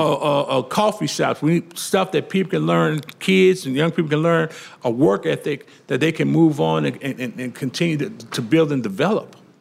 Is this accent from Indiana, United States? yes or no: no; Louisiana, United States; I'm from Louisiana.